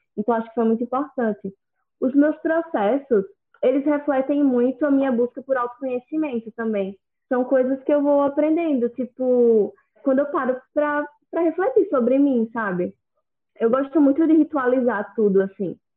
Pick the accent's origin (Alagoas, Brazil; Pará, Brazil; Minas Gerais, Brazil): Alagoas, Brazil; Maceió; sou de Maceió, Alagoas